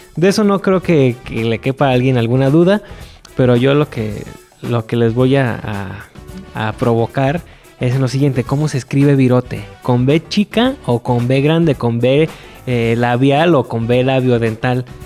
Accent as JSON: {"language": "Spanish", "town": "Guadalajara", "region": "Jalisco", "country": "Mexico", "said": "como tapatío, como jalisciense"}